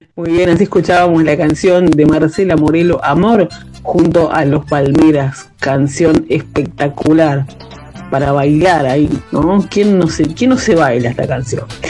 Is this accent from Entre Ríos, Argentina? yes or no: yes; Concordia, Entre Ríos, Argentina; mi pueblo, el pueblo de donde yo vengo, que se llama Concordia. Yo estoy viviendo en otra localidad